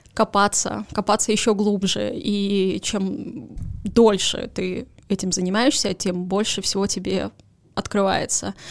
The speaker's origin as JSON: {"language": "Russian", "region": "Saint Petersburg", "country": "Russia", "tie": "born or raised there", "said": "Поскольку я родилась в Петербурге"}